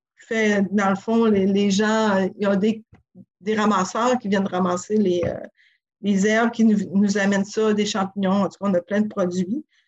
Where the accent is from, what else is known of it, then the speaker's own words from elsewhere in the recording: Sacré-Cœur, Quebec, Canada; also born or lived in Montreal; now in Tadoussac, Canada; je suis originaire de Sacré-Cœur, du village à côté.